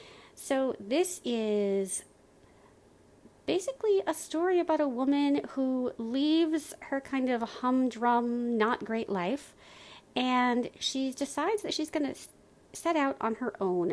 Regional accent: Lower Peninsula, Michigan, United States; I grew up in Michigan in the Lower Peninsula and have lived here for a good chunk of my life. I was away for 9 years, but the rest of my time has been spent here.

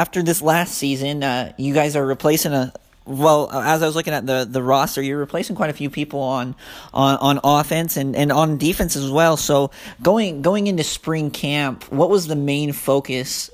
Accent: Southern Utah, United States; I'm from Southern Utah

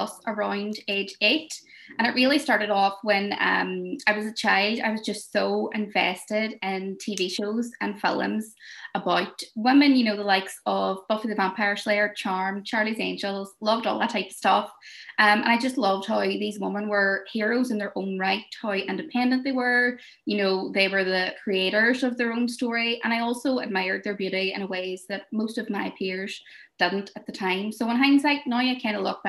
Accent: Derry, Northern Ireland, United Kingdom; I'm from Derry

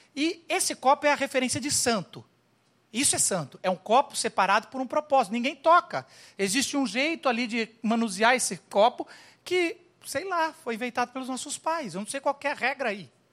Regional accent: Brazil; sou brasileiro com muito orgulho, com muito amor

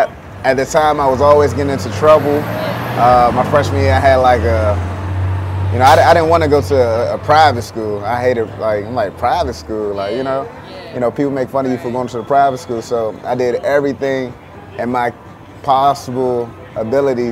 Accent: Clinton, Maryland, United States; moved away; also born or lived in Washington, D.C.; I'm from Washington, D.C., born in D.C., raised in Maryland. I used to live out Clinton, Maryland, out Prince George County

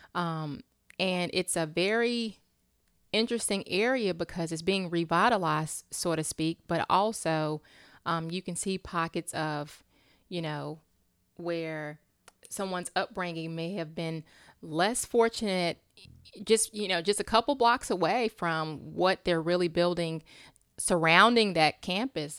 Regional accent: Charlotte, North Carolina, United States; I'm from Charlotte

